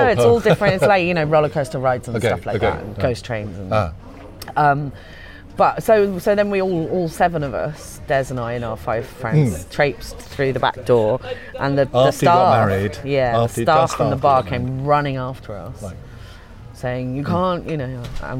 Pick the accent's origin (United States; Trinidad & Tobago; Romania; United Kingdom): United Kingdom; Portsmouth, South East England; I'm from Portsmouth. I don't know. I can't do it.